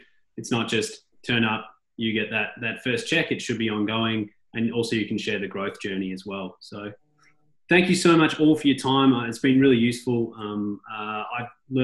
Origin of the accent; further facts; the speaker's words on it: Melbourne, Victoria, Australia; now in Austin, United States; Melbourne, my hometown